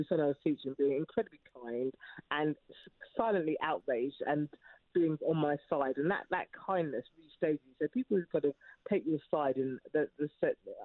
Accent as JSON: {"language": "English", "area": "Hertfordshire", "region": "East of England", "country": "United Kingdom", "tie": "born or raised there", "also_born_or_lived": "London", "moved": "as an adult", "lives_now": "Oxfordshire, United Kingdom", "said": "I didn't grow up in London, I grew up in Hertfordshire, but I moved out to Oxfordshire from London"}